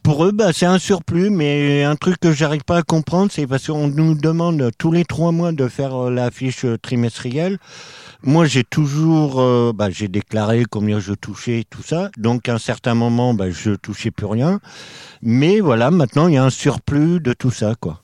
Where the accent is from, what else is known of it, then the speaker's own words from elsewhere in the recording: Normandy, France; moved away as an adult; also born or lived in Drôme; now in Paris, France; Alors à la base, moi je suis normand. J'ai fait partie de la DAS. J'avais deux ans. Et foyer, famille d'accueil, foyer, famille d'accueil, j'ai connu ça. J'ai toujours été en Normandie.